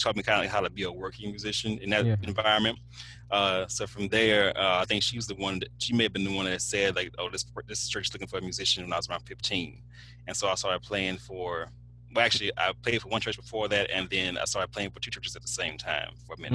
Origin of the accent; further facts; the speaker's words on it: Alexandria, Louisiana, United States; I grew up in Alexandria